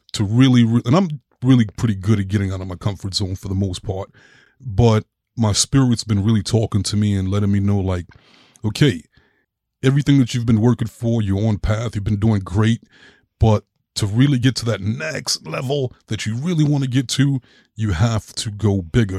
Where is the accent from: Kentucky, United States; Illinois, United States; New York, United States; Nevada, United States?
New York, United States; growing up in New York, it was just like I was just raised in that city